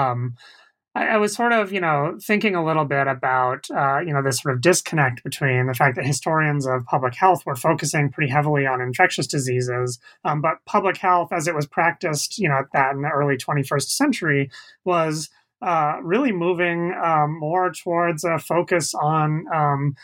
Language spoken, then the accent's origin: English; the Bay Area, California, United States; I grew up in the Bay Area